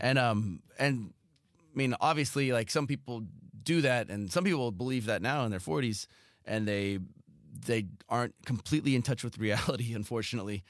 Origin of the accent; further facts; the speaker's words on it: Southern California, United States; I grew up in Southern California